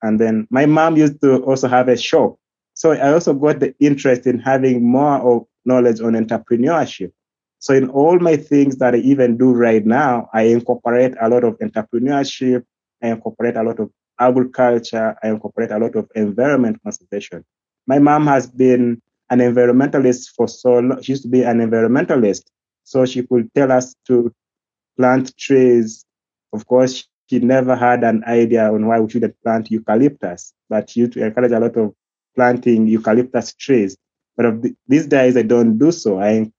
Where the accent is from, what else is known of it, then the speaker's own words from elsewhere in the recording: Western Region, Uganda; English is a second language; So I was born away from Fort Portal, actually, and my parents were in Chinjojo